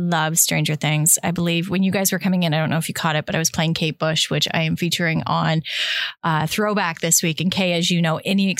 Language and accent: English; Campbellford, Ontario, Canada; I am from Campbellford.